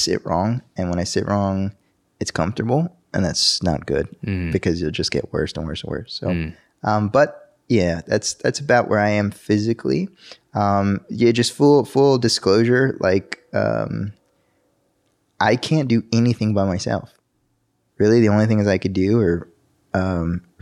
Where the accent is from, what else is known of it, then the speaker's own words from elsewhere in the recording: El Paso, Texas, United States; now in Dallas-Fort Worth, United States; I was born in El Paso, Texas, and El Paso is a little border town right next to Juarez, Mexico